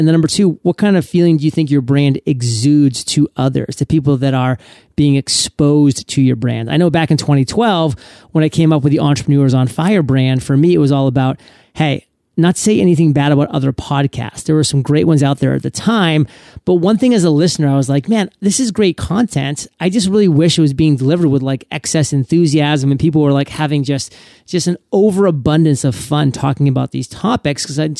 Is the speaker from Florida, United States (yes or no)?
no; Maine, United States; I mean, you're talking to a Mainer right now. I mean, I'm from Maine. We've done all that stuff. I mean, we split wood every single fall, literally.